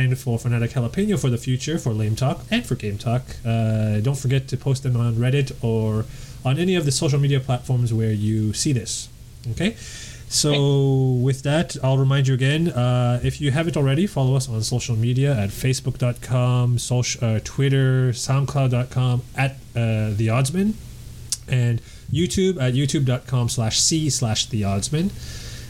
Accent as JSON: {"language": "English", "country": "Canada", "said": "I'm Canadian"}